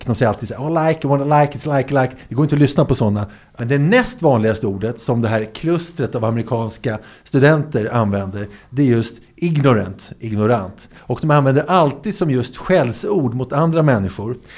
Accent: Sweden

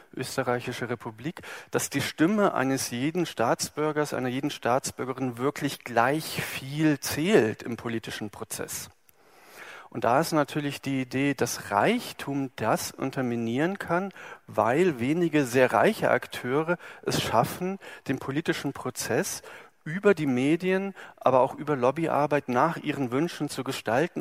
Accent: Germany; wir sind in Deutschland geboren, also ich

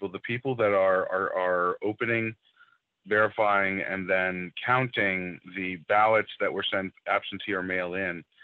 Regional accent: Virginia, United States; I'm from Virginia.

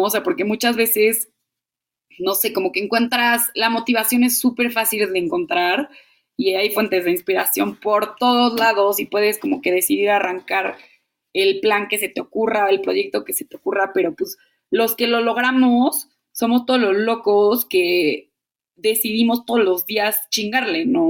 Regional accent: Mexico; moved away as an adult

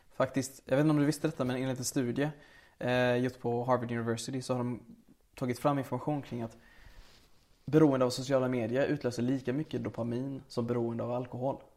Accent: Sweden; also born or lived in Lebanon / Syria; vi kom ju till Sverige när jag var två år. Så vi växte upp i en svensk miljö med svenska elever

